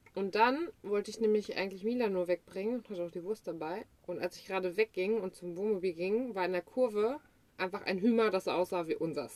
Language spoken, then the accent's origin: German; Germany